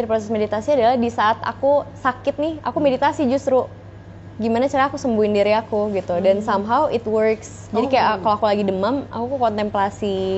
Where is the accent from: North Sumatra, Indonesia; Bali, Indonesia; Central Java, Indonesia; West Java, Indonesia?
North Sumatra, Indonesia; Medan; born there; aku lahirnya di Medan sih aku lahirnya di Medan